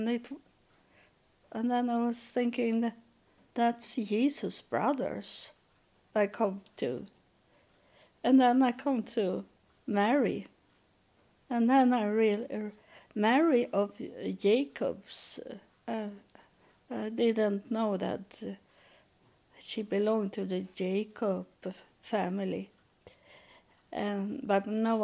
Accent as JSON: {"language": "English", "country": "Sweden", "tie": "born or raised there", "said": "I live in Sweden. I grew up in Sweden. I know my country"}